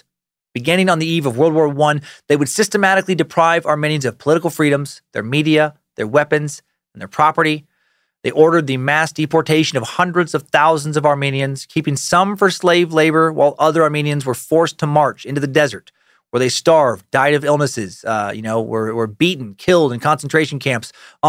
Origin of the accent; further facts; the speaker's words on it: Riggins, Idaho, United States; I did some whitewater rafting this past summer out of Riggins, Idaho, where I grew up in the Salmon River, and such a good time.